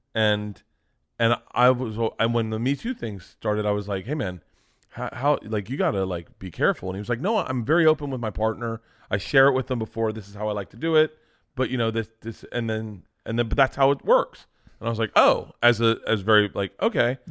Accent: Florida, United States; moved away; I grew up in Florida

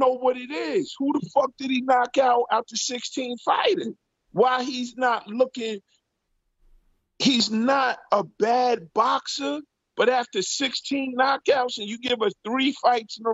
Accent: New York City, New York, United States; my hometown, Brooklyn

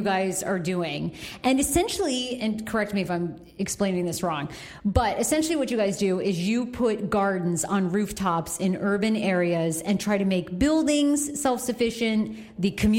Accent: Maine, United States; moved away; I grew up in Maine on a goat farm

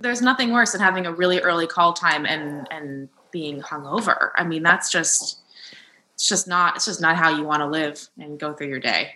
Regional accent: New Jersey, United States; moved away; also born or lived in New York City, United States; I grew up in New Jersey

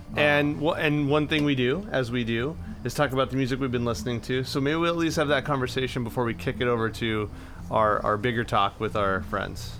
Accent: Imperial Valley, California, United States; where I grew up in the Imperial Valley

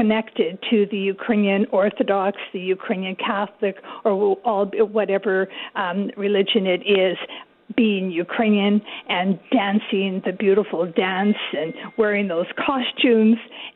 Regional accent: Canada; We're Canadian

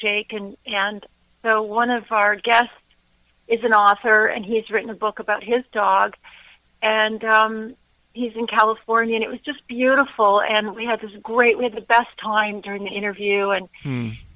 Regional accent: Ontario, Canada; I grew up here in Ontario, Canada, and my grandmother was Transylvanian

